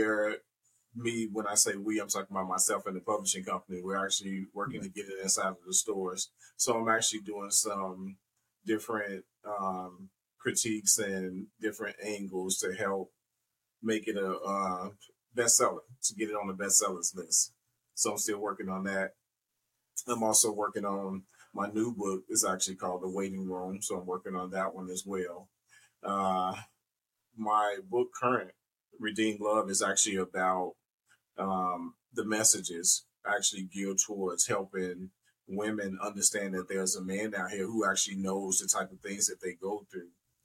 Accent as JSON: {"language": "English", "town": "Chicago", "region": "Illinois", "country": "United States", "tie": "born or raised there", "said": "I was definitely born and raised in Chicago, Chicago's South Side."}